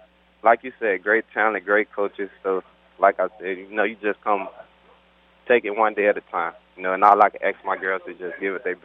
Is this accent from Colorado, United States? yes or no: no; Monroe, Louisiana, United States; I'm from Monroe, Louisiana.